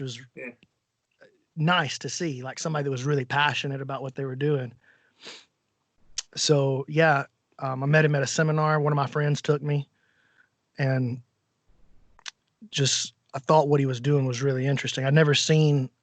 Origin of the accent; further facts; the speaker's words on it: Alabama, United States; Not only am I from America, I'm from Alabama